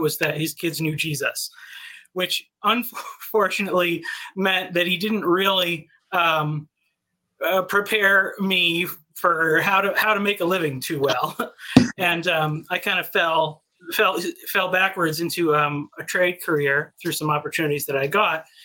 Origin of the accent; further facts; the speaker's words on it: New England, United States; moved away as an adult; now in Texas, United States; I grew up in New England, but I've been in, I've been in Texas for five years now